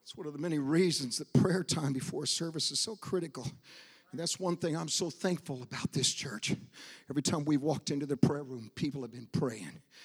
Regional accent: Portland, Oregon, United States; moved away; also born or lived in Argentina; I was born in Portland, Oregon

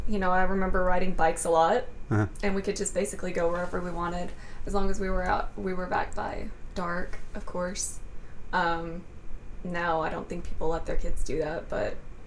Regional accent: Flint, Michigan, United States; moved away; also born or lived in Arkansas; I was born in Flint, Michigan.

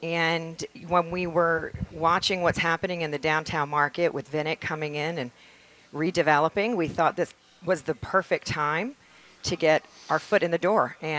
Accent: England, United Kingdom; moved away; My dad brought us to this country. We're actually from England originally

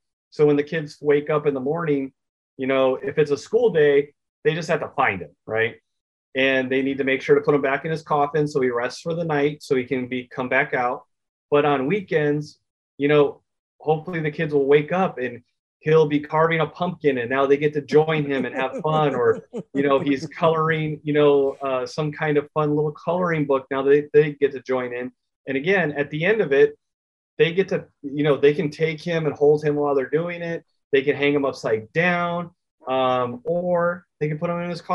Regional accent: Gilbert, Arizona, United States; I grew up in Gilbert, Arizona

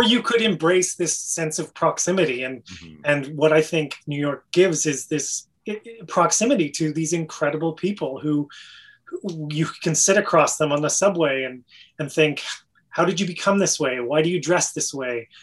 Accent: Canada; moved away as an adult; for being a Canadian, for being you know, this outsider.

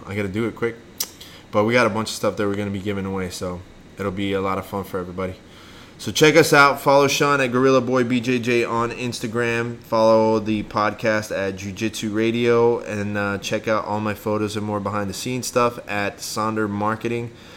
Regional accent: Bergamo, Lombardy, Italy; moved away; also born or lived in Milan / Stezzano; I was born in Milan, but I lived in uh, a city called Bergamo and another city called Stezzano. So if you lived in Bergamo and you have like that kind of accent, it's called Bergamasco.

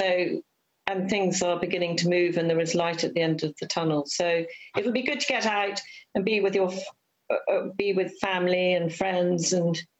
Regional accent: Peeblesshire, Scotland, United Kingdom; I was brought up in Peeblesshire, and my mother pioneered the Eastgate Theatre

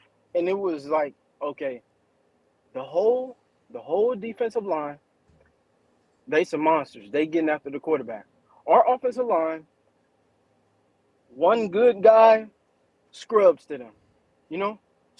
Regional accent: Long Beach, California, United States; now in Houston, United States; I'm calling from Houston, bro, but I'm from Cali, Long Beach, man.

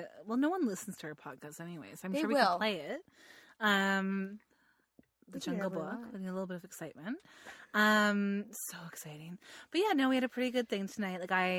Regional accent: England, United Kingdom; European, you're not English. And I'm like, no, I'm English, I swear to God.

